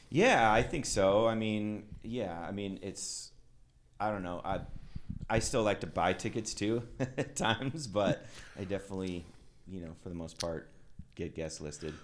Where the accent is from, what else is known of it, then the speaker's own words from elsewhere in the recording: Twin Falls, Idaho, United States; now in Seattle, United States; I grew up in Twin Falls, Idaho.